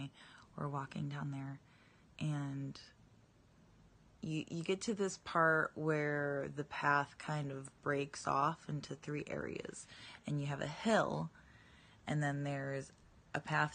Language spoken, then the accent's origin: English; Massachusetts, United States; I grew up in Massachusetts